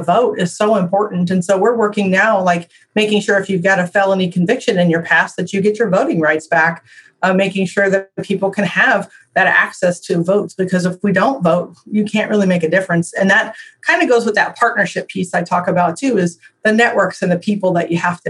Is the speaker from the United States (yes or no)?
yes; Illinois, United States; moved away as an adult; now in Iowa, United States; I was raised in Illinois